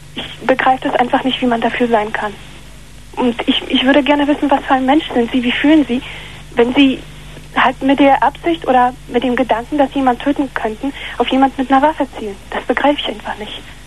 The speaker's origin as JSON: {"language": "German", "country": "Poland", "moved": "yes", "said": "ich bin aus Polen"}